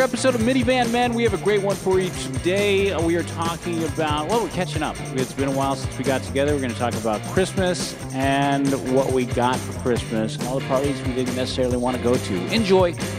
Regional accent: San Francisco, California, United States; now in Los Angeles, United States; I'm from San Francisco, where you have districts

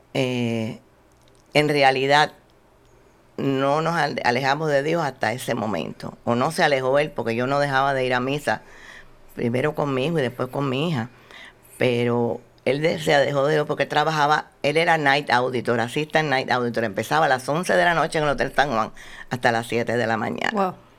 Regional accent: Havana, Cuba; yo nací en 1942 en La Habana, Cuba.

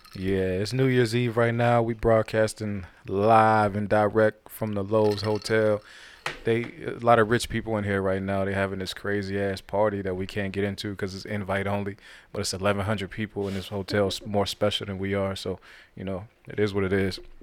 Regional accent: Youngstown, Ohio, United States; now in Georgia, United States; my hometown in Atlanta, I, I mean, in, um, Ohio, Youngstown

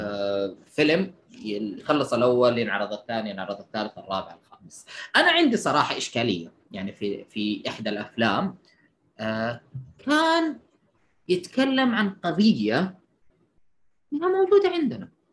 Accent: Saudi Arabia; انت كسعودي

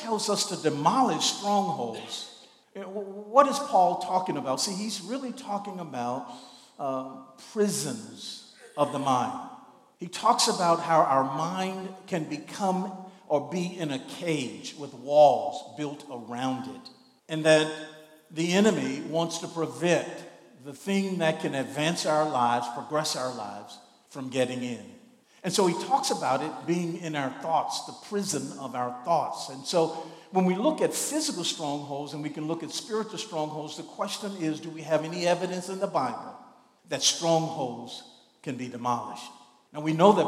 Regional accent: Shreveport, Louisiana, United States; I grew up in Shreveport

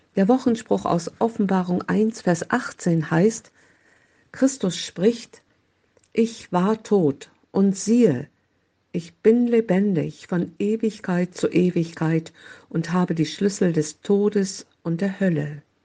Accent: Oldenburg, Lower Saxony, Germany; in Oldenburg, meine Heimatstadt

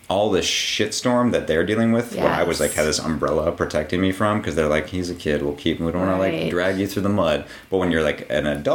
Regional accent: Pittsburgh, Pennsylvania, United States; moved away; No, I grew up in Pittsburgh. But I moved here when I was, it'll be 14 years for me in like a week.

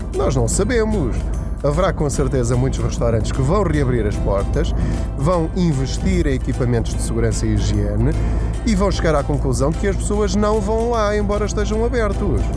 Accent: Portugal; enquanto portugueses

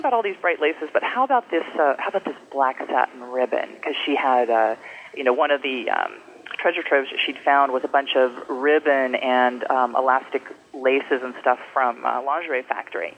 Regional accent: Bay Area, California, United States; I grew up in the Bay Area, and I've been um, living in the city since

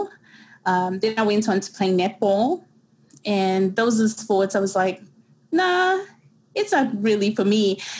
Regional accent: Durban, KwaZulu-Natal, South Africa; first language English; moved away as an adult; also born or lived in Wentworth, Durban; now in New York, United States; born and raised in Durban, South Africa

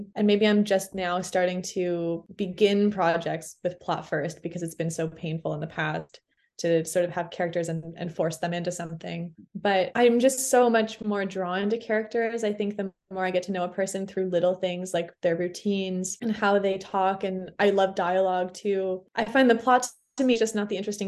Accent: Toronto, Ontario, Canada; moved away as an adult; also born or lived in Montreal, Canada; now in Fredericton, Canada; I grew up in Toronto, but I moved to Montreal when I was 18.

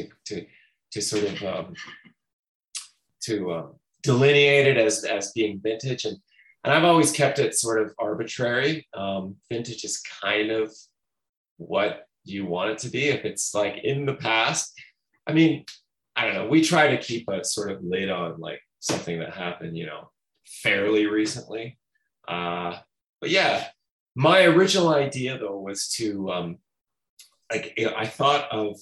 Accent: St. Catharines, Ontario, Canada; now in Toronto, Canada; Born and raised in St. Catharines, but I've been living in Toronto

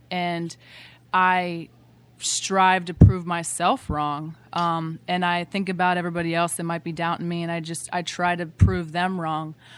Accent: Bremerton, Washington, United States; I grew up in Bremerton, Washington

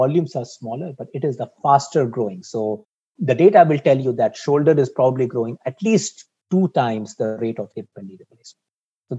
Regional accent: India; also born or lived in Singapore; now in Boston, United States; I grew up in India, so I have affinity for Asia Pacific

